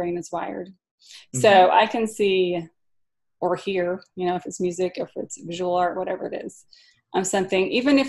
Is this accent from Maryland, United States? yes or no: no; Pocahontas, Arkansas, United States; growing up in Pocahontas, Arkansas